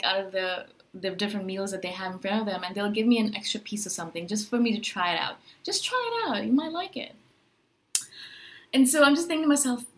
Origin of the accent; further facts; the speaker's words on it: India; now in Chiang Mai, Thailand; I'm from India originally